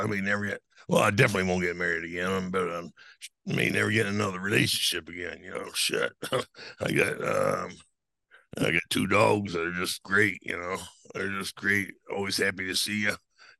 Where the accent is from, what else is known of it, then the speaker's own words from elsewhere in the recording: Eglin Air Force Base, Florida, United States; born there; Yeah, I was born in Florida, Eglin Air Force Base, which is up on the Panhandle.